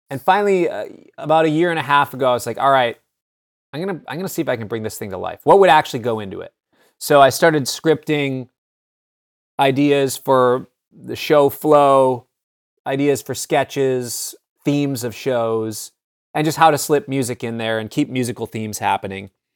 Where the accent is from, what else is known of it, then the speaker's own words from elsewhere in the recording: Minneapolis, Minnesota, United States; I grew up in Minneapolis